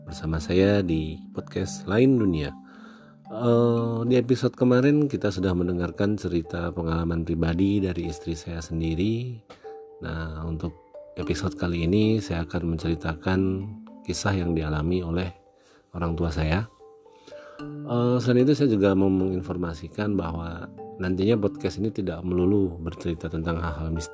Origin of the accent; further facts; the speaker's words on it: Temanggung, Central Java, Indonesia; Dan terjadi di kampung halaman saya, tepatnya di rumah orang tua saya di daerah Temanggung sana.